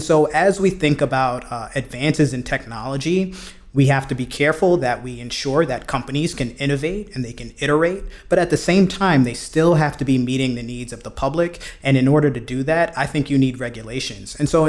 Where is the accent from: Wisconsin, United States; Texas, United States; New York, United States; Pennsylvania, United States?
New York, United States; Brooklyn; He's from Brooklyn. I'm from Brooklyn. We've got that, right?